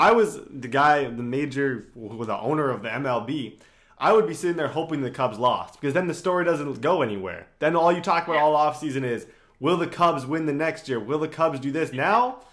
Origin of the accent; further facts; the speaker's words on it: Canada; as a Canadian